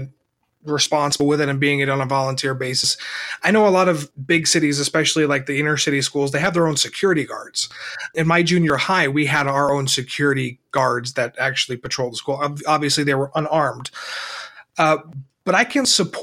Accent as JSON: {"language": "English", "town": "Miami", "region": "Florida", "country": "United States", "tie": "born or raised there", "said": "when I was growing up in Miami"}